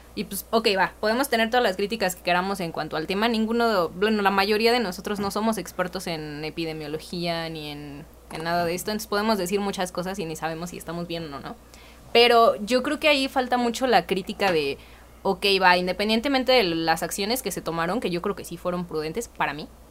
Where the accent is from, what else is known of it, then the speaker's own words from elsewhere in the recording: Mexico; como mexicanos